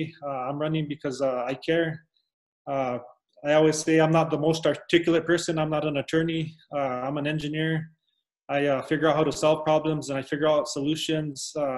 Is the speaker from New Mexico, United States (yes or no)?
yes; New Mexico, United States; I was born and raised here in New Mexico. I still live here in Alcalde, which is between Taos and Santa Fe. I firsthand seen a lot of the issues that have affected our district. As a minority Hispanic, I faced racism.